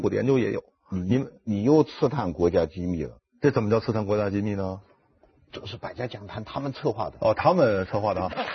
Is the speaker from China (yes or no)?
yes; Wuhan, Hubei, China; moved away as an adult; also born or lived in Changsha, Hunan / Xinjiang; 我的父亲，母亲都是湖南人，我嗯。出生在湖南长沙湘雅医院嗯。因此无论从祖籍还是从出生地嗯。，我是地地道道的湖南人嗯。但是六岁我就随父母到了这个武汉嗯。，在武汉度过了中小学时期，然后高中毕业以后就到新疆去了